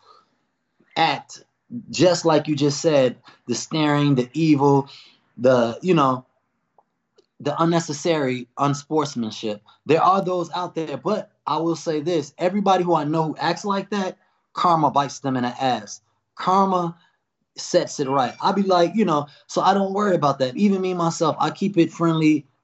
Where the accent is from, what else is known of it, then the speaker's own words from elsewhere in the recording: Chicago, Illinois, United States; I'm from Chicago.